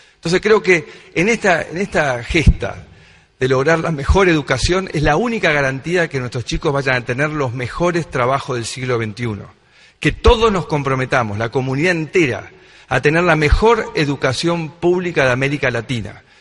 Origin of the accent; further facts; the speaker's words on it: Tandil, Buenos Aires Province, Argentina; yo nací en Tandil